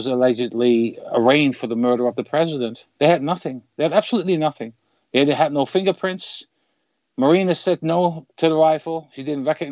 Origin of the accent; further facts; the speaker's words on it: Netherlands; I'm from the Netherlands, so in Holland